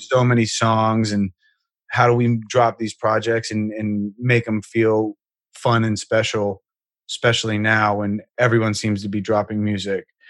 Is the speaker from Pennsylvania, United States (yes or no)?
yes; Pittsburgh, Pennsylvania, United States; I'm from Pittsburgh. So in high school, I was in a band